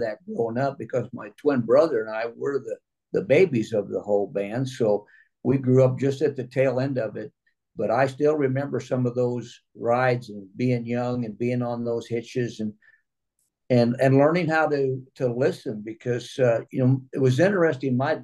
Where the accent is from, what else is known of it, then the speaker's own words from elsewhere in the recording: Missouri, United States; now in California, United States; originally from Missouri. We're 100 miles south of St. Louis.